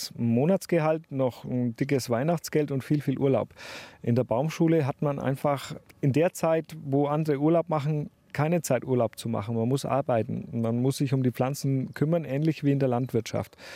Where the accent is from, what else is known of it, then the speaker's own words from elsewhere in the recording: Dettenheim, Bavaria, Germany; Wir wohnen in einem kleinen Dorf, was zwischen zwei Städten liegt.